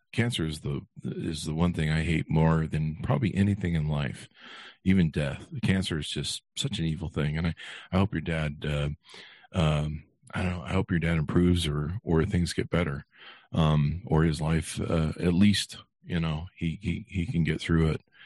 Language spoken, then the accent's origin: English; Las Vegas, Nevada, United States; I'm from Vegas